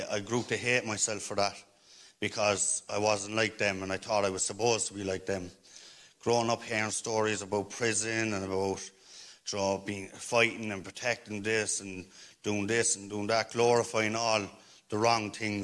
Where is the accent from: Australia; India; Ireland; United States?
Ireland; Cork, Munster; I'm from Greenmount. I'm from Cork City. I grew up around a lot of violence